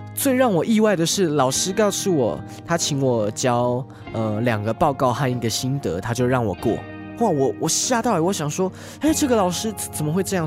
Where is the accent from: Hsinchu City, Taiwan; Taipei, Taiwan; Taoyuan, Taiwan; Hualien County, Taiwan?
Taoyuan, Taiwan; also born or lived in Yilan; 我就是来自宜兰的小孩，在桃园长大，然后又回到宜兰读书，所以其实宜兰那边还是有我的家人，我的阿嬷